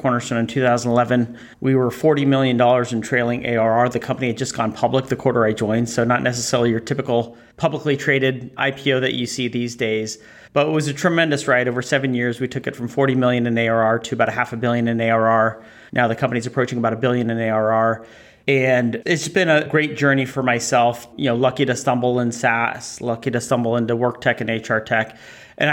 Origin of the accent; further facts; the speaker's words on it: Silicon Valley, California, United States; moved away as an adult; also born or lived in Boston area; I grew up in the Valley. I don't reside in the Valley today